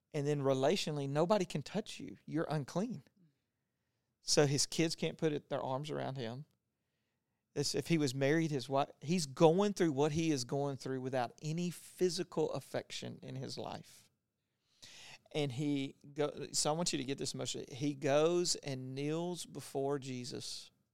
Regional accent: Louisiana, United States; I grew up in Louisiana who had, like, the last leper colony

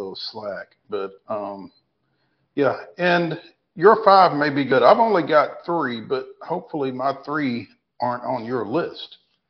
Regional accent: Tennessee, United States; Hey, we're from Tennessee too, baby.

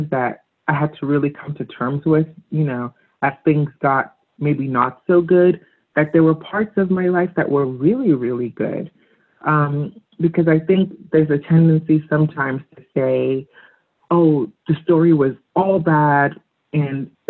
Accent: Lagos, Nigeria; moved away; growing up in Africa, Nigeria

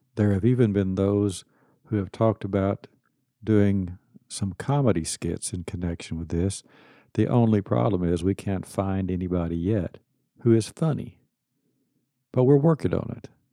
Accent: Kilgore, Texas, United States; I was born in Kilgore, Texas, and nineteen fifty-two, graduated Kilgore High School, nineteen seventy, Kilgore College, nineteen seventy-two

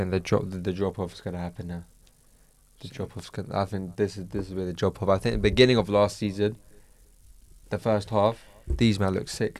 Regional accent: Luton, East of England, United Kingdom; Because I'm from Luton.

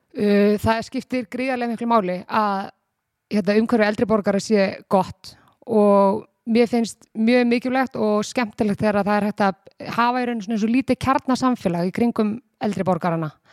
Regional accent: Garðabær, Capital Region, Iceland; ég var í bæjabóli sem krakki í Garabæi, fór þaðan í flataskóla og svo gardaskóla

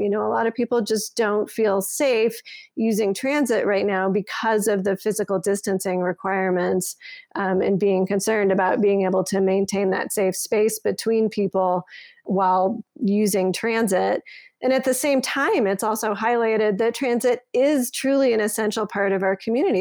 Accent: Colorado Springs, Colorado, United States; moved away as an adult; also born or lived in Toronto; now in Denver, United States; I grew up in Colorado Springs

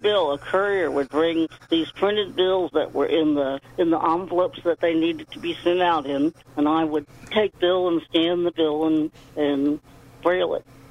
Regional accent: Beech Grove, Indiana, United States; I was born in a little town called Beech Grove, Indiana

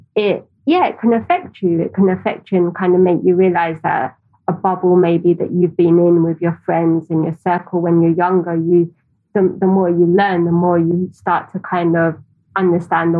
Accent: London, United Kingdom; I grew up in Tower Hamlets

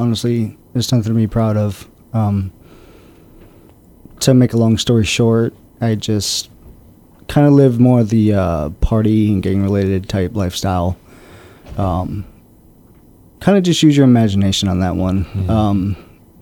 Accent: Detroit, Michigan, United States; moved away; I grew up in Michigan, city of Detroit

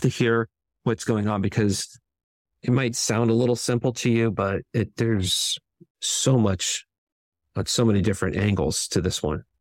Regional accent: San Francisco, California, United States; I grew up in San Francisco in California

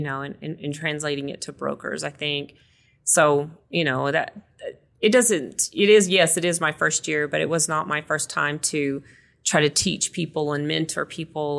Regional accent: West Texas, United States; moved away; I grew up in West Texas, so it's very dry too

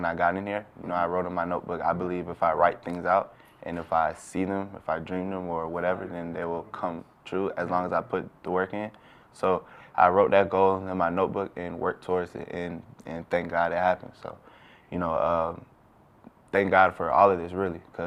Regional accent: Lilburn, Georgia, United States; moved away; I am from Georgia. I'm from Lilburn, Georgia, not too far from the city of Atlanta. I went to Parkview High School

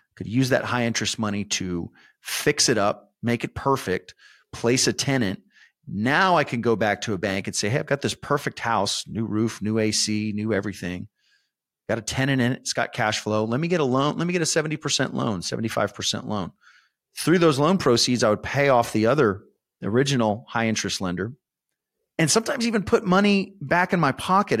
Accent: San Antonio, Texas, United States; I was born and raised in San Antonio

